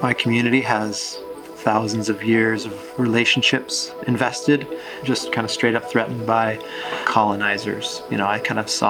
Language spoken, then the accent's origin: English; Sault Ste. Marie tribe, northern Michigan, United States; also born or lived in New Hampshire; I'm Anishinaabe from the Sault Ste. Marie tribe of Chippewa Indians.